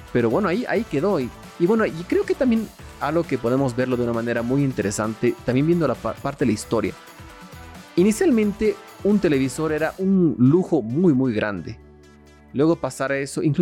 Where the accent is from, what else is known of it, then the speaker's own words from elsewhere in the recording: Mexico; que hay un hito gigante en la historia de la humanidad que ha sido hecha por mexicanos. Muy, muy bueno como latinos. Como mexicanos, pues está mucho más cool que así sea.